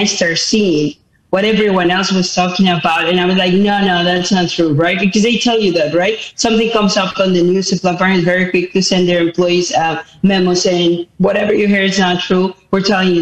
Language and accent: English; Mexico City, Mexico; moved away as an adult; now in United States; I was born in Mexico City. I moved to the United States when I was only 18 years of age